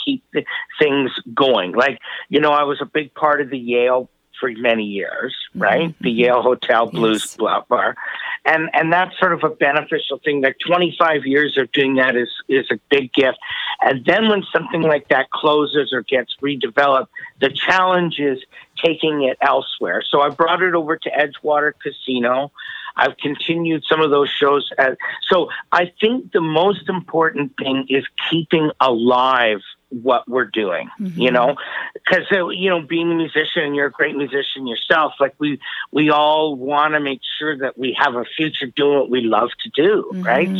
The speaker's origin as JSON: {"language": "English", "town": "Vancouver", "region": "British Columbia", "country": "Canada"}